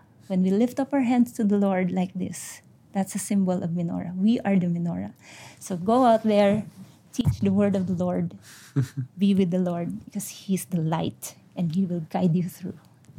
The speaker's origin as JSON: {"language": "English", "country": "India", "said": "I'm an Indian."}